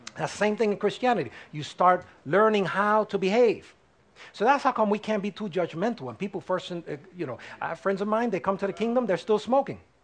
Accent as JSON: {"language": "English", "country": "United States", "said": "I'm American, but I'm first a child of God"}